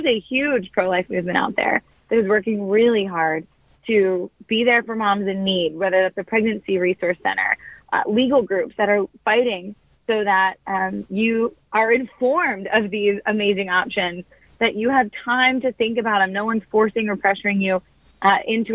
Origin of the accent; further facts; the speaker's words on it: New Jersey, United States; I grew up in New Jersey